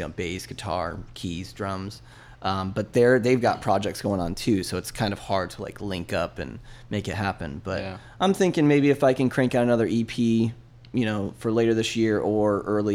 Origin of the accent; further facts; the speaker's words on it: Tampa, Florida, United States; now in St. Petersburg, United States; I was born and raised in Tampa, and I crossed the bridge about 7 years ago